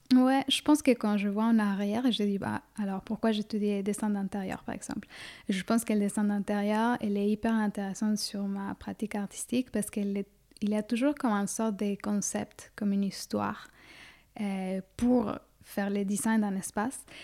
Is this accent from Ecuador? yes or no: yes; Quito, Pichincha, Ecuador; now in Suresnes, France; Je suis née à Quito, en Équateur, en Amérique du Sud, en 1990